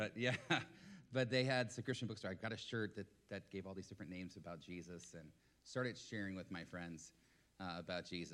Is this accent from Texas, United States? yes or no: yes; Dallas, Texas, United States; also born or lived in Oskaloosa, Iowa; 1,200 miles from home. I was from Dallas-Fort Worth, from Texas